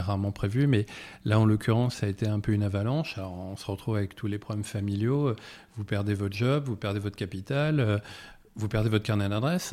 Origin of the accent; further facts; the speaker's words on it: Paris, Île-de-France, France; also born or lived in Loir-et-Cher (family roots, Sologne); comme beaucoup de Parisiens, euh, j'ai des, racines en région et moi je suis issu de l'Orécher, où ma famille est dans le secteur agricole depuis quatre générations